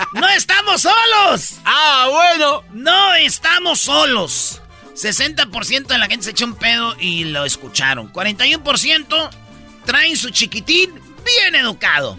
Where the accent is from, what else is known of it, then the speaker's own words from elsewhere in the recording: Tepatitlán, Jalisco, Mexico; soy de Tepatitlán